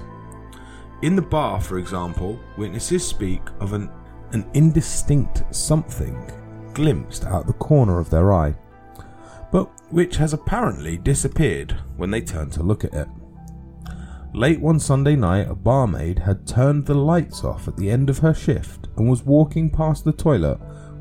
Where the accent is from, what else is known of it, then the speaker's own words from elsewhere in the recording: London, United Kingdom; accent: London; I've got a London accent.